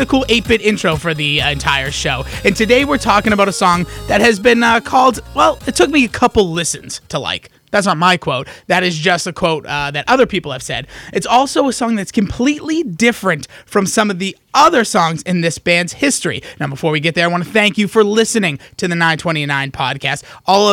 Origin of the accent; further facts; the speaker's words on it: United States